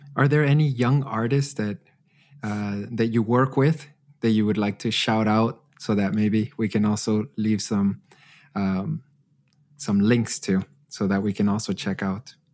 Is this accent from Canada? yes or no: yes; Edmonton, Alberta, Canada; now in Germany; my hometown of Edmonton